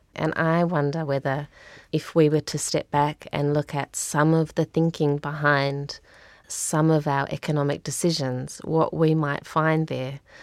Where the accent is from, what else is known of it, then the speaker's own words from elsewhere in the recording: Australia; moved away as an adult; now in New Zealand; I grew up in Australia. I moved to New Zealand about fifteen years ago